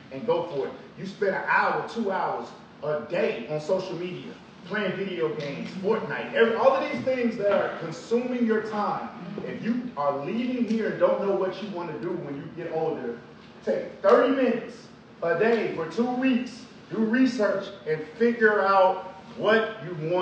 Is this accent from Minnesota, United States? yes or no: no; Chicago, Illinois, United States; I'm from Southside Chicago, single mama, welfare, all of these things